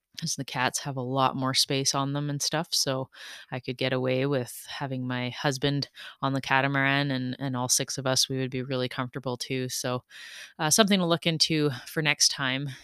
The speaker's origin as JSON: {"language": "English", "country": "Canada", "said": "We all had our Canadian flags"}